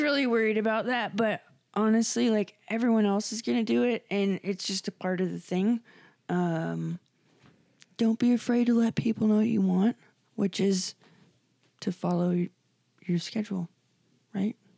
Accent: Scotland, United Kingdom; I'm Scottish

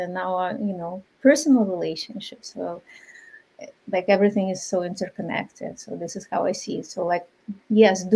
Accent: Ukraine; moved away; I'm from Ukraine originally, my culture is very different

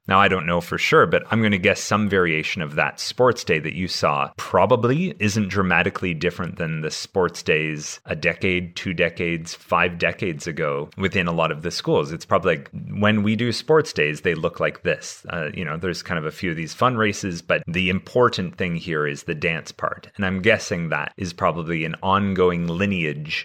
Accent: Canada; my school growing up in Canada

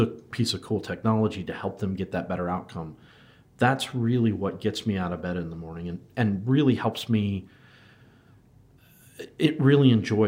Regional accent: United States; moved away as an adult; now in Wellington, New Zealand; so you can tell by my terrible accent that I'm not originally from New Zealand, but I've been here in New Zealand in Wellington for the last 7 years. Came over from the United States

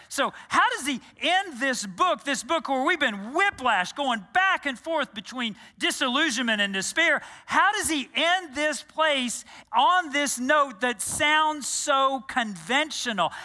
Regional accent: Texas, United States; moved away as an adult; also born or lived in New Jersey; I grew up in Texas

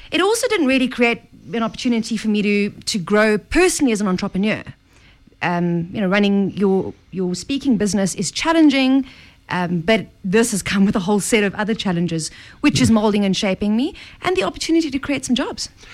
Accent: South Africa; I'm South African

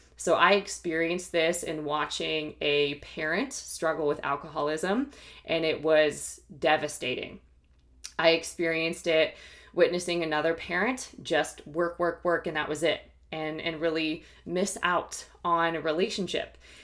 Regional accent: Ohio, United States; also born or lived in New York / Philadelphia / Washington, D.C. / Los Angeles; now in Austin, United States; I am originally from the Midwest, from Ohio

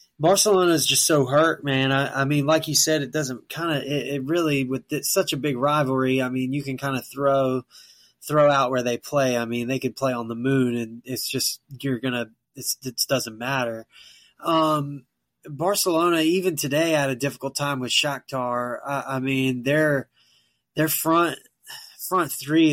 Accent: United States; as an American

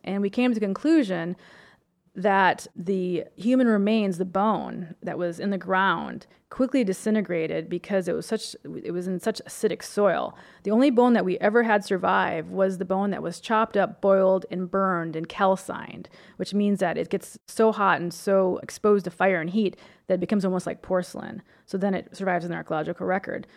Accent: Minnesota, United States; I grew up in Minnesota, and all of our driveways in the country are covered with limestone, gravel

